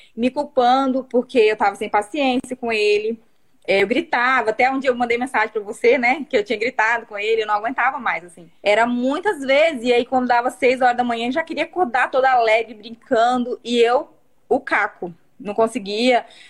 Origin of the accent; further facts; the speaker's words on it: Vilhena, Rondônia, Brazil; eu sou de Vilhena, Rondônia